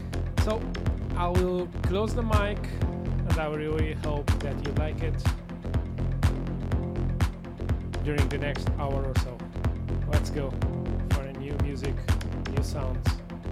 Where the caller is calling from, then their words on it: Lisbon, Portugal; As normally … I'm playing from Lisbon, Portugal.